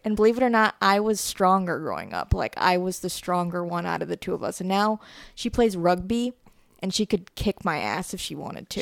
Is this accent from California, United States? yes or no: no; Griffith, Indiana, United States; also born or lived in Munster, Indiana / Lowell, Indiana; I was born in Munster. I grew up in Griffith